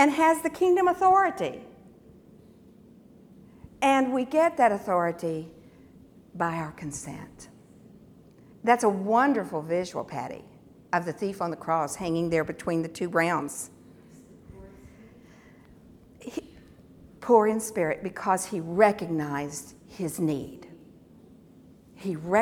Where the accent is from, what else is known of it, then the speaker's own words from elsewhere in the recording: United States; being American in America